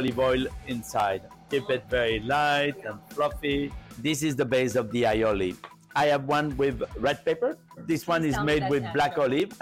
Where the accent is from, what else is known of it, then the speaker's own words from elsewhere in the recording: France; moved away; I grew up in a very soulful region for food in France